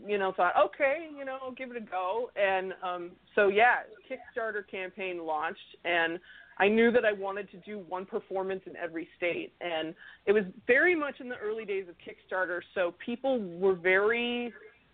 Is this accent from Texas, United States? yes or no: no; Minnesota, United States; where I grew up in Minnesota